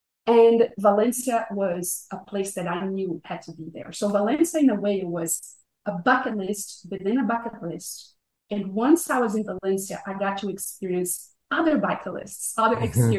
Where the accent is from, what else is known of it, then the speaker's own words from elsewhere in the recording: Brazil; English is a second language; I was born and raised in Brazil. And I had a very comfortable middle-class life